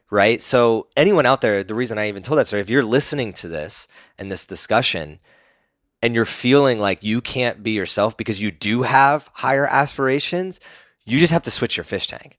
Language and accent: English; East Coast, United States; growing up on the East Coast